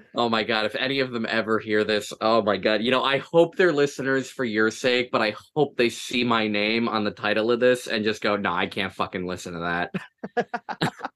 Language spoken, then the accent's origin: English; Toms River, New Jersey, United States; I'm from Tom's River. I'm not actually from Tom's River, but I live close enough that I might as well be